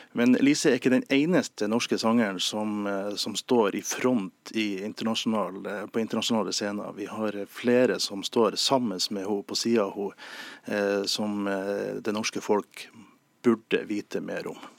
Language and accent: Norwegian; Nordland, Norway; I, i min hjemby, da, Avisa Nordland